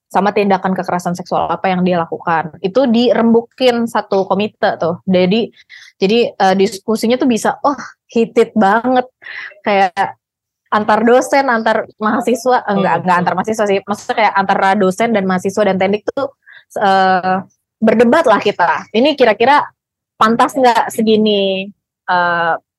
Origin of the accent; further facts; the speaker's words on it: Serang, Banten, Indonesia; di kota gue lah di kota Serang